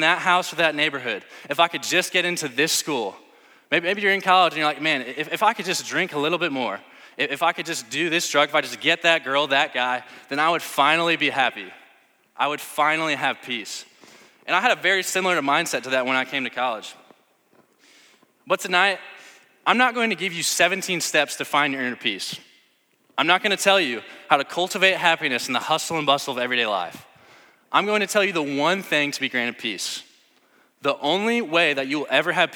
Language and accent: English; St. Louis, Missouri, United States; I'm from St. Louis